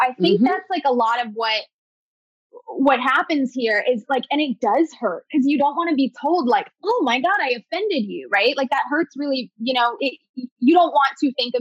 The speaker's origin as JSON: {"language": "English", "region": "New Jersey", "country": "United States", "said": "I'm from New Jersey"}